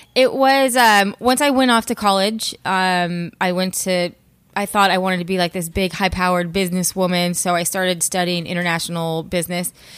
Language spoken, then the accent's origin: English; California, United States; born and raised in California, um, in the high desert